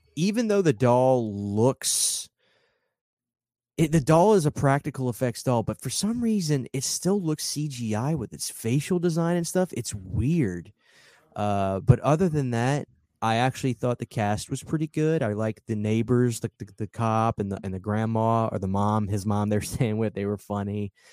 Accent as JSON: {"language": "English", "town": "New Orleans", "region": "Louisiana", "country": "United States", "tie": "born or raised there", "said": "I'm from New Orleans, I was raised in voodoo culture"}